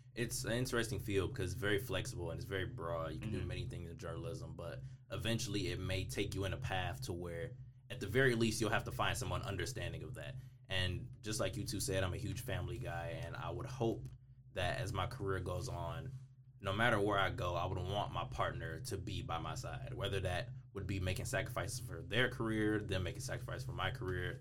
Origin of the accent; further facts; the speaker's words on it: Detroit, Michigan, United States; I'm from Detroit